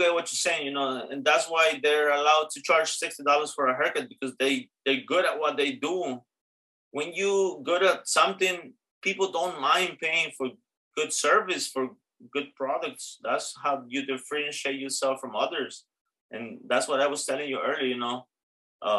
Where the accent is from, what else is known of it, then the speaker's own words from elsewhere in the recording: New York City, New York, United States; also born or lived in Astoria, Queens; I love the Bronx for sure. That's my hometown, that's where I live.